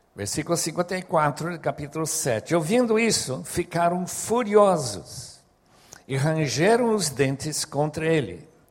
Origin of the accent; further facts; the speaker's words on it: Bolivia; moved away; Como eu fui criado na Bolívia